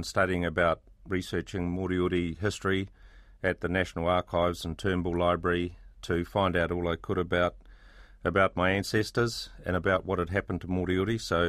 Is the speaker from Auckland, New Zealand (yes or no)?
no; Temuka, Canterbury, New Zealand; I grew up in Te Umu Kaha, or Tamuka as it's now known, about 100 miles south of Christchurch.